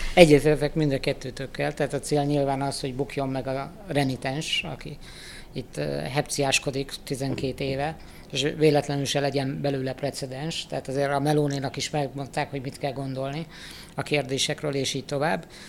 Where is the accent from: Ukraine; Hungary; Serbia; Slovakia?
Hungary; szenvedélyesen magyarok vagyunk